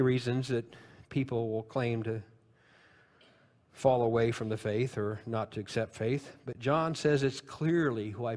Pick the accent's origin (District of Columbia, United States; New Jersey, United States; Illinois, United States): Illinois, United States; because I'm from Illinois